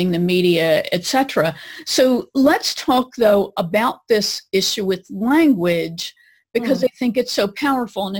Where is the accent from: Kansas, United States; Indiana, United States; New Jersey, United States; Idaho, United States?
New Jersey, United States; I'm from Jersey